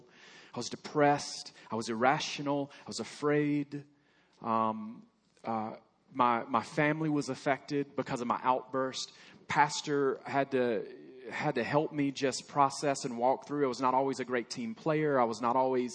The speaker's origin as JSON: {"language": "English", "region": "Alabama", "country": "United States", "tie": "born or raised there", "moved": "yes", "said": "I grew up in Alabama, proud member of Alabama"}